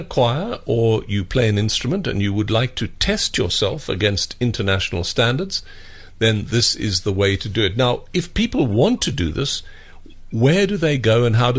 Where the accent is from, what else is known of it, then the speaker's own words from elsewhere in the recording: Port Elizabeth, Eastern Cape, South Africa; I was born in Port Elizabeth.